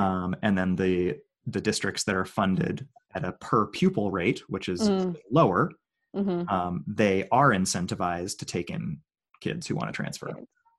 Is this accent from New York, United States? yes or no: no; Oakland, California, United States; I grew up in Oakland.